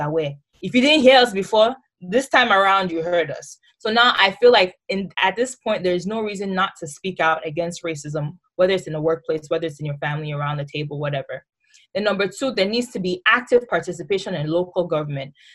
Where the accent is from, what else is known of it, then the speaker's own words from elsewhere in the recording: Nigeria; moved away as an adult; now in United States; as a Nigerian